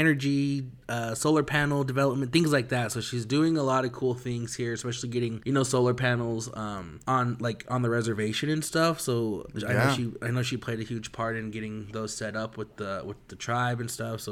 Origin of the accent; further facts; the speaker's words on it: United States; I was born and raised on the res